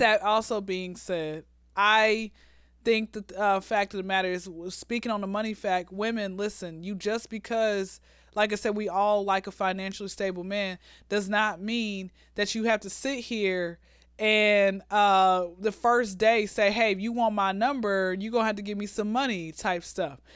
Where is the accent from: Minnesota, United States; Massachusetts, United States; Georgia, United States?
Georgia, United States; Atlanta; born and raised in Atlanta